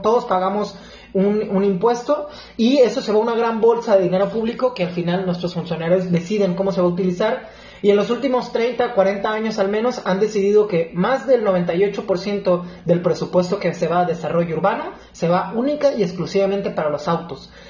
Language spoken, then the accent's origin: Spanish; La Paz, Baja California Sur, Mexico; also born or lived in Guadalajara; Soy de La Paz, Baja California